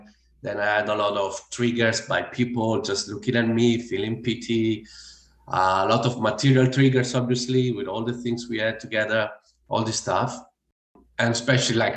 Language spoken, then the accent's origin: English; Italy; English is a second language; moved away as an adult; now in Australia; I bought one ticket to the farthest place on earth from Italy, and that was Australia